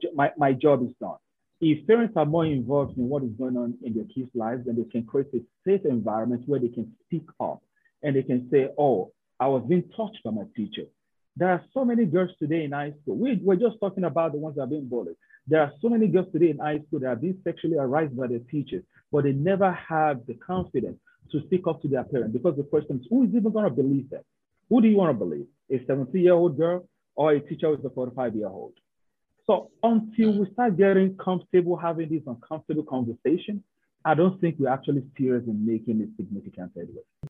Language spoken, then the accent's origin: English; Nigeria; moved away as an adult; I'm somebody from Nigeria.